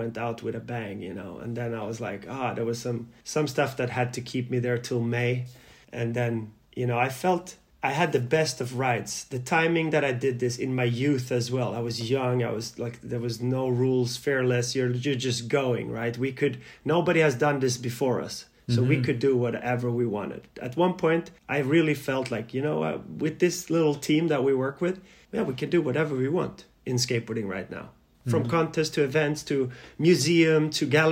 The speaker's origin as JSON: {"language": "English", "town": "Malmö", "region": "Skåne", "country": "Sweden", "tie": "born or raised there", "also_born_or_lived": "Yugoslavia", "said": "Malmö and my hometown"}